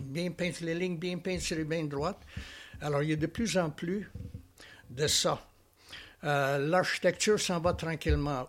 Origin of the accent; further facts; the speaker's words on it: Alberta, Canada; moved away as an adult; now in Charlevoix, Canada; je viens de l'Ouest canadien